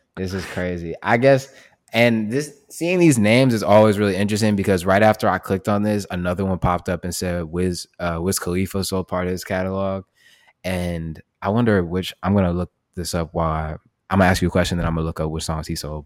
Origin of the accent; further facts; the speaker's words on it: United States; we're American and we speak English